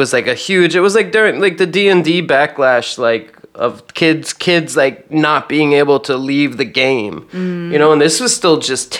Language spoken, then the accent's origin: English; Virginia, United States; The other thing I was going to say is that I grew up in Virginia